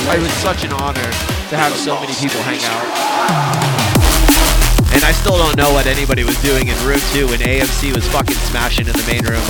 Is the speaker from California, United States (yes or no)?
no; Orlando, Florida, United States; moved away; my hometown homies